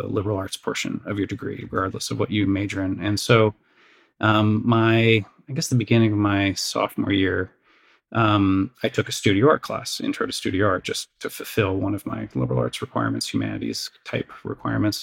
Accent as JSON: {"language": "English", "town": "Crystal Lake", "region": "Illinois", "country": "United States", "tie": "born or raised there", "said": "I grew up the suburbs of Chicago, Crystal Lake, Illinois"}